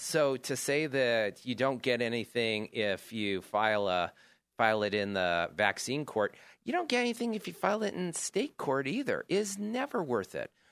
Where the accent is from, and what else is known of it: Chico, California, United States; born or raised there